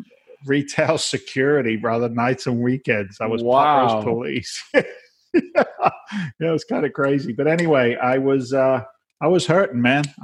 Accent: south of England, United Kingdom; accent: Boston; moved away as an adult; also born or lived in London, United Kingdom; now in Boston, United States; I came from England. I was born in London. I was raised in the south of England.

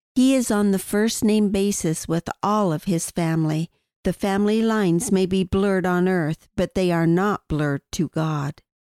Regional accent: Wyoming, United States; My father was a forest ranger in Wyoming, and the Wind River area with its thousand lakes for me was my promised land

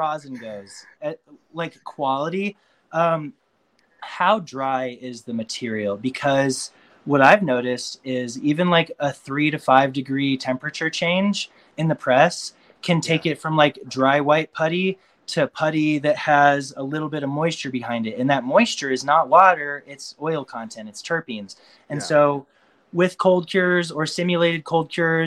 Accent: Boulder, Colorado, United States; Boulder is very natural and it's where I'm from

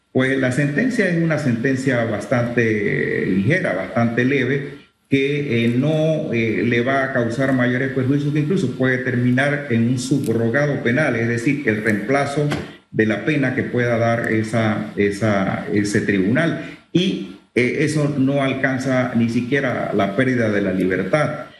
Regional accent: Chiriquí, Panama; yo, que soy chiriquense

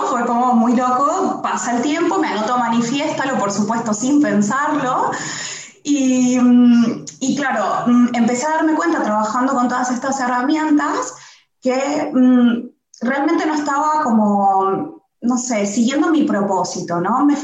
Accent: Argentina; now in Barcelona, Spain; Soy argentina, sí, pero viviendo en Barcelona.

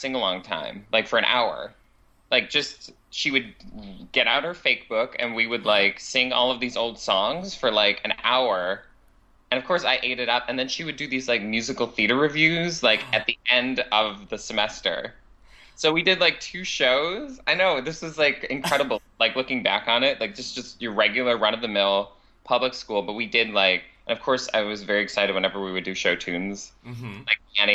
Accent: Cheektowaga, New York, United States; now in New York City, United States; I'm from Cheektowaga, New York, land of the crabapple

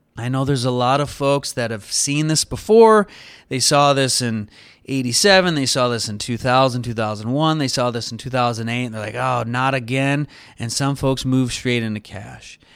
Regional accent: United States; as an American

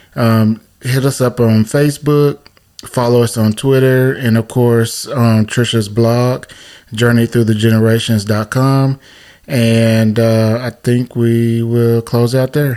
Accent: the South, United States; we're from the South, and and you know, Southern Black families

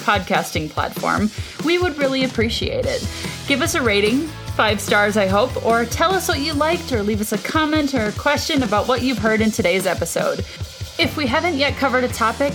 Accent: Minnesota, United States; as a Minnesotan

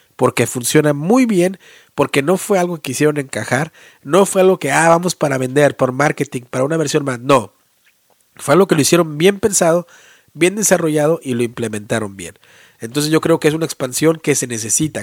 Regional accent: Mexico; now in United States; nuestra historia y el folclore como mexicanos, ¿no? nuestra cultura

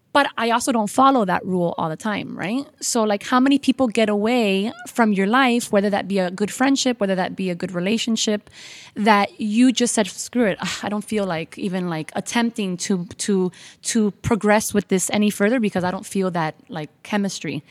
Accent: Miami, Florida, United States; I was born and raised in Miami

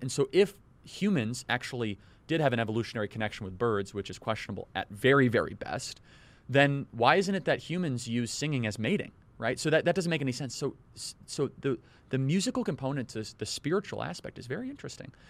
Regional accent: Midwest, United States; also born or lived in Austin, Minnesota; I come from the Midwest

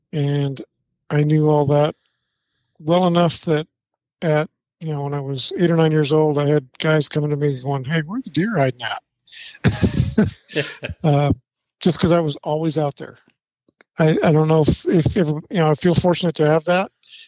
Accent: Vernonia, Oregon, United States; moved away as an adult; also born or lived in Portland, Oregon / Arkansas; I was born in Portland, Oregon. Oh, wow. Okay. Yeah, and grew up in Vernonia. For those of you that may not know where that is, it's between, let's say, between Portland and Astoria.

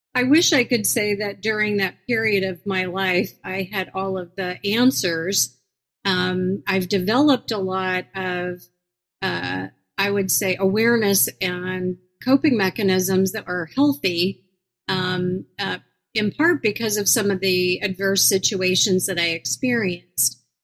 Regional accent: Iowa, United States; moved away as an adult; also born or lived in New York City / Minneapolis; now in Des Moines, United States; my home state of Iowa

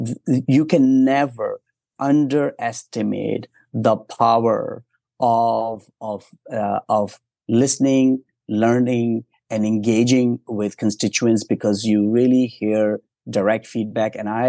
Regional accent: Ontario, Canada; I'm from Eastern Ontario, the GTA.

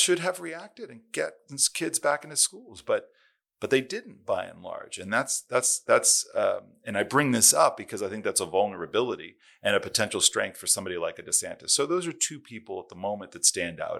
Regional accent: California, United States; California, my home state

